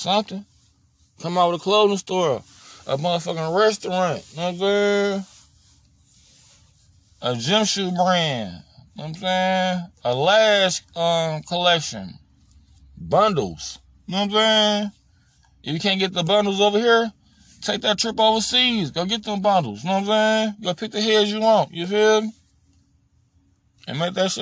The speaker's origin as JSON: {"language": "English", "town": "Chicago", "region": "Illinois", "country": "United States", "tie": "born or raised there", "said": "when I grew up in Chicago"}